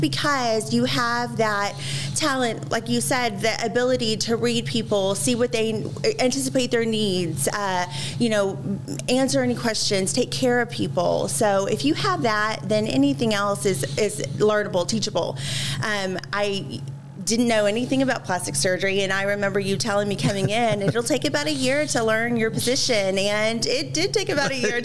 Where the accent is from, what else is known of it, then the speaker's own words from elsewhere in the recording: Dallas, Texas, United States; I was raised here in Dallas